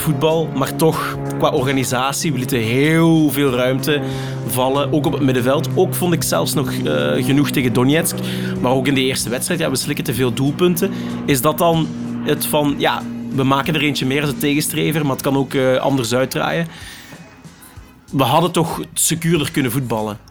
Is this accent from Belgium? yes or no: yes; Limburg, Flanders, Belgium; als een echte Limburger